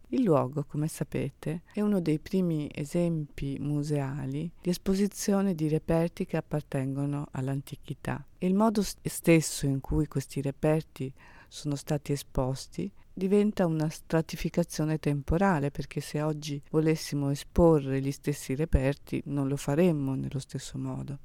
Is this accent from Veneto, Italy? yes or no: yes; Venice, Veneto, Italy; Io sono una veneziana, prodata, quindi a Brescia, da un luogo in cui la bellezza è di casa.